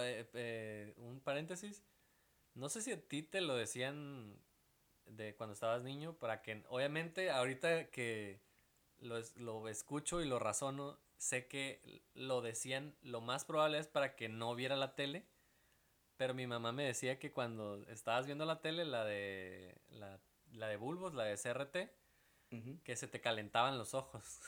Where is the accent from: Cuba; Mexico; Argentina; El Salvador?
Mexico; Veracruz; moved away; yo vengo de Veracruz